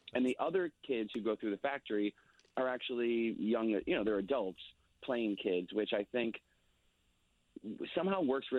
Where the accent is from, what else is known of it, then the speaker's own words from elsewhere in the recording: Chicago, Illinois, United States; moved away; also born or lived in Southern California; I'm from Chicago